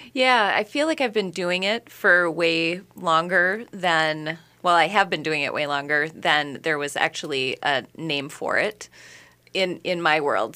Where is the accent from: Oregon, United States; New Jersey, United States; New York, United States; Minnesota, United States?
Minnesota, United States; Minneapolis–Saint Paul; born in the Twin Cities